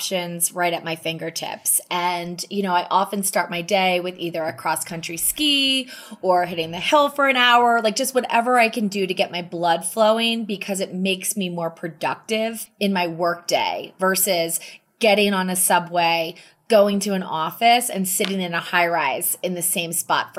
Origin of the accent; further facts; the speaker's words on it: suburb of Wilmington, Delaware, United States; moved away as an adult; also born or lived in New York City; now in Jackson Hole, United States; I grew up in a suburb of Wilmington, Delaware, which is about 30 minutes outside of Philadelphia